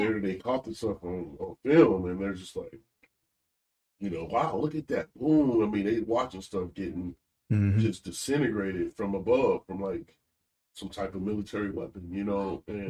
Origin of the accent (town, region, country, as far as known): United States